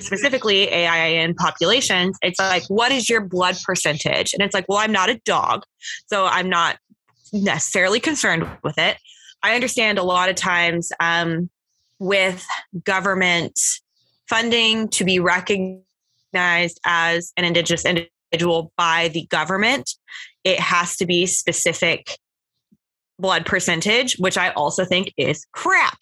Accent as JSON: {"language": "English", "region": "Oklahoma", "country": "United States", "tie": "born or raised there", "moved": "yes", "lives_now": "Florida, United States", "said": "grew up in Oklahoma, um, where there is many reservations in Oklahoma."}